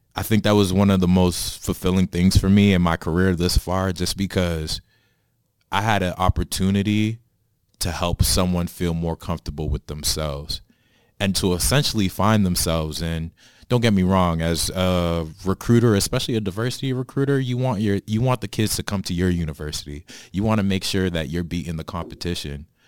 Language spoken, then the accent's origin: English; Boston, Massachusetts, United States; now in New Jersey, United States; I'm originally from Boston, now living in New Jersey